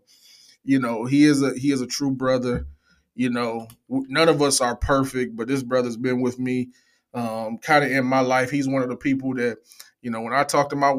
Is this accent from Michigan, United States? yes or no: yes; Pontiac, Michigan, United States; I hail from Pontiac, Michigan, but got a lot of love for the D